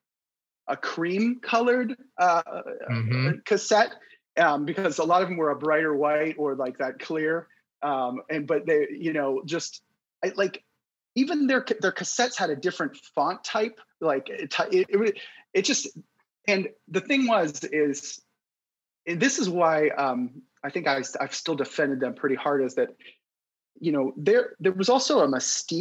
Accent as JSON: {"language": "English", "town": "Youngstown", "region": "Ohio", "country": "United States", "tie": "born or raised there", "said": "growing up I grew up in Youngstown"}